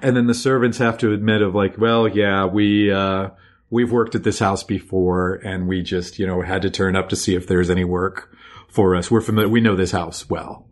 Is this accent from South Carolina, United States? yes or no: no; Virginia, United States; our house where we grew up in Virginia